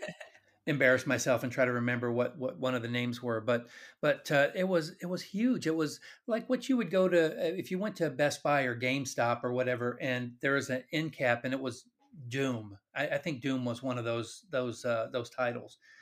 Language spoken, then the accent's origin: English; Kansas City, United States; also born or lived in Phoenix, Arizona; I was born and raised in Kansas City